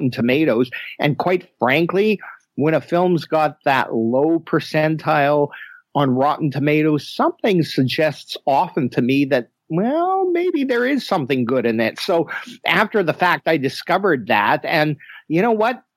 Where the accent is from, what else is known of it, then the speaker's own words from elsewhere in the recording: Winnipeg, Manitoba, Canada; moved away as an adult; I was born and raised in Winnipeg